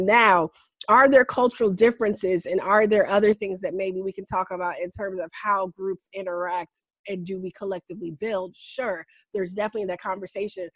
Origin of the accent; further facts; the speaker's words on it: New York, United States; growing up in New York